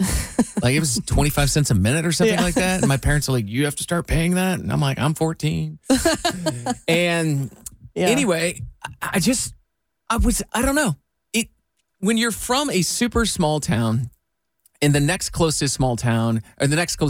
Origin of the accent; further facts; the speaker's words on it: Iowa, United States; I grew up in Iowa